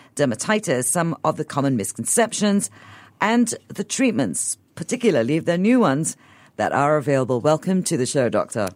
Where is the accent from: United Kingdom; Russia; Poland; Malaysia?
Malaysia; I'm Eurasian and I grew up in Malaysia